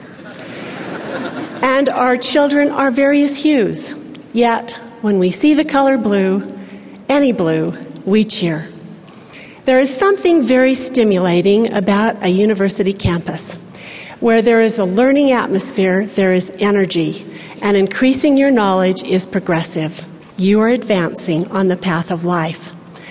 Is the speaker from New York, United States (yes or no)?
no; Salt Lake City, Utah, United States; also born or lived in Ogden, Utah; I was born in Ogden, Utah, grew up in Salt Lake City